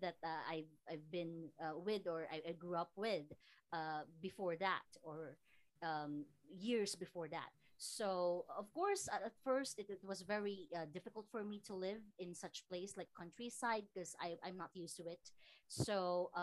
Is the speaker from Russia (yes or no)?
no; Philippines; also born or lived in Samar / Iloilo; I am from Iloilo province and Samar province